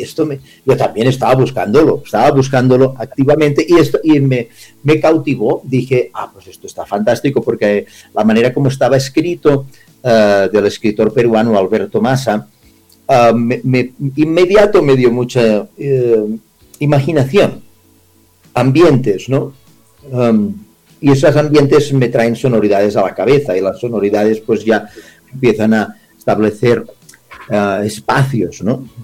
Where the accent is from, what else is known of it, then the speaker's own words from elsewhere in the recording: Spain; now in Colombia; como español llegado a Latinoamérica